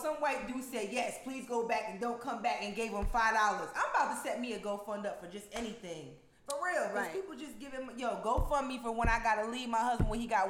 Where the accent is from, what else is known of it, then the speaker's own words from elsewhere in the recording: Albany, New York, United States; now in Eastern North Carolina, United States; And that's in Albany, New York. Like, I'm disgusted with my hometown right now.